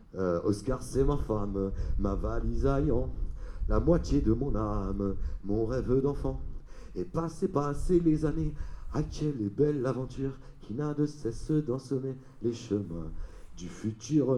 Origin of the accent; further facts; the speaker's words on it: Paris, Île-de-France, France; moved away as an adult; j'ai grandi à Paris